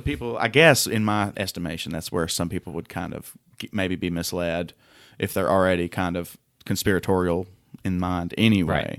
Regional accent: Tennessee, United States; I'm from Tennessee

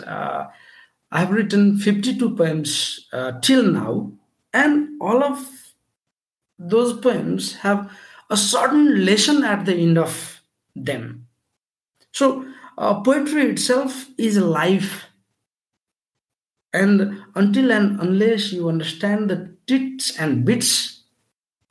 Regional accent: Nepal; I am from Nepal, the country of Everest and Lord Buddha

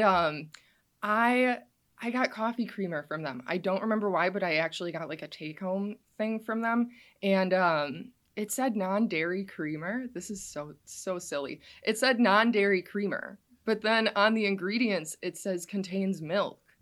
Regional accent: Kewaunee, Wisconsin, United States; also born or lived in Green Bay, Wisconsin; I was born and raised in Kewanee, Wisconsin

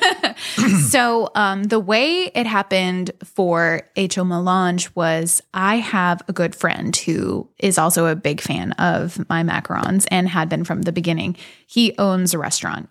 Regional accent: Elizabeth, Pennsylvania, United States; also born or lived in Beaver, Pennsylvania; I'm from the South Hills. I grew up in Elizabeth

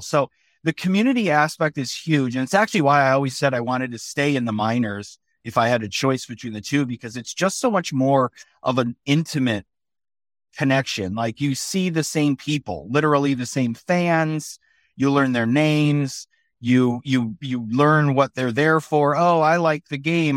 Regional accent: west side of Michigan, United States; now in Philadelphia area, United States; I grew up in Michigan, on the west side of Michigan

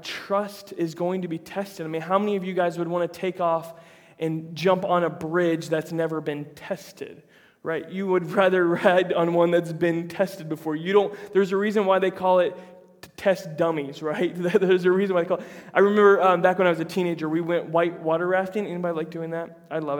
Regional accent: United States; we're American

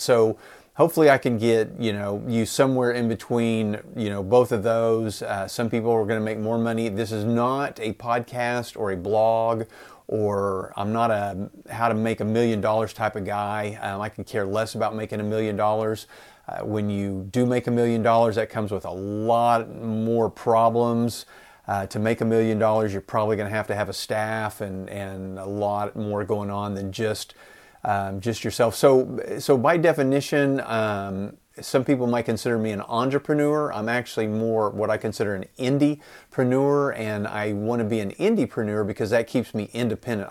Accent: Enid, Oklahoma, United States; I live in Enid, Oklahoma, a town of about fifty thousand people

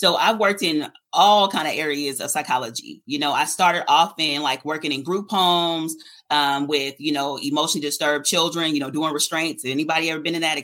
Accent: Oakland, California, United States; I come from East Oakland, right? I say deep East Oakland.

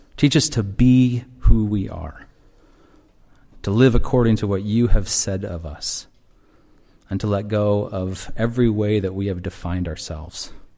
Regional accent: Seattle, Washington, United States; now in Chicago, United States; I'm from Seattle

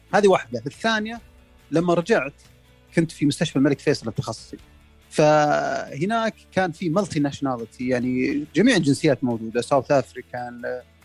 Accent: Saudi Arabia; احنا كسعوديين

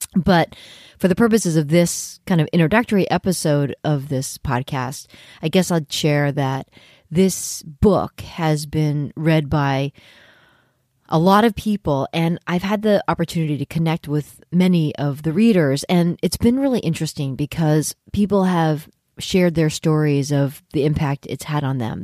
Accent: San Francisco Bay Area, California, United States; born or raised there; moved away as an adult; also born or lived in New York City

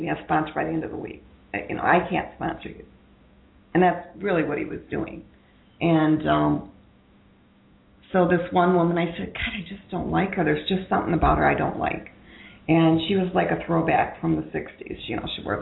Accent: Ohio, United States; moved away; I'm from Ohio

